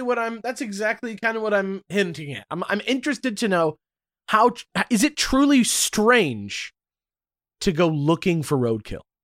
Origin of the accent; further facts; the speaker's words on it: Los Angeles, California, United States; born and raised in Los Angeles, California.